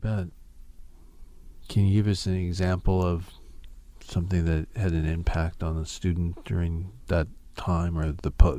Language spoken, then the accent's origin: English; California, United States; you know, the general public, I'm from California, you know, you never... really knew about that.